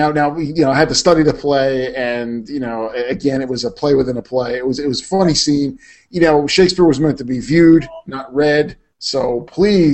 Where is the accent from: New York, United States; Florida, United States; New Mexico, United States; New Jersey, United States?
New Jersey, United States; the great state of New Jersey, my home state